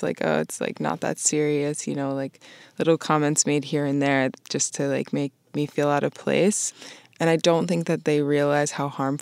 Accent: Vermont, United States; moved away as an adult; also born or lived in Boston; I grew up in Vermont and I was raised by like my white side of my family

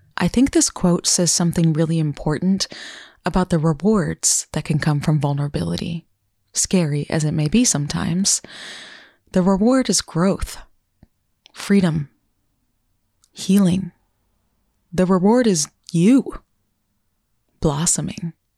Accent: Vermont, United States; my home state of Vermont

